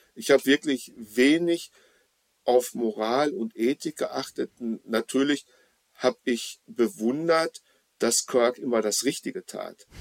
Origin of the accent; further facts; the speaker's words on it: Dortmund, North Rhine-Westphalia, Germany; in meiner Heimatstadt Dortmund